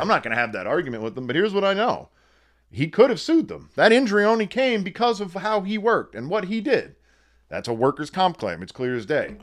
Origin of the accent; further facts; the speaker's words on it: Wilkes-Barre/Scranton area, northeastern Pennsylvania, United States; It's in northeastern Pennsylvania, Wilkes-Barre, Scranton area